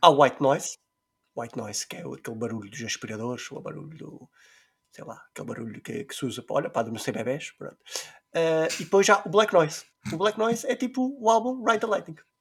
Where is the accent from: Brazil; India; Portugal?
Portugal; Terceira Island, Azores; nós somos da Ilha Terceira